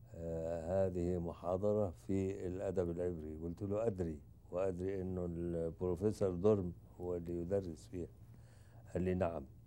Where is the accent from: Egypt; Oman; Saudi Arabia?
Egypt; انا مصري